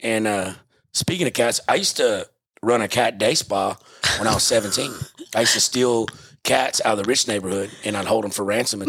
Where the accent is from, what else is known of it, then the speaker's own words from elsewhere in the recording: Texas, United States; I'm from a little small village about 2 hours south of Houston.